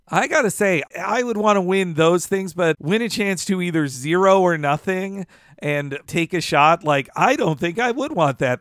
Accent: the South, United States; when I was growing up as a kid in the South

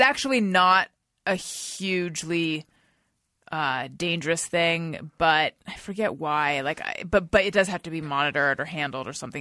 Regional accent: California, United States; moved away as an adult; also born or lived in New York / Los Angeles; so I moved back to California from New York and I was living at my parents' house in Orange County

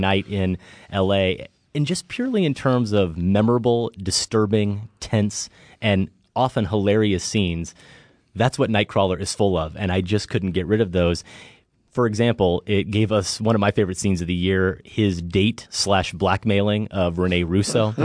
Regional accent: Midwest, United States; humble kid growing up in the Midwest

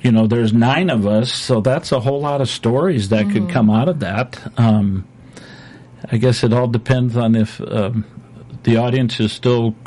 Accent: Minnesota, United States; moved away; My wife and I grew up in Minnesota

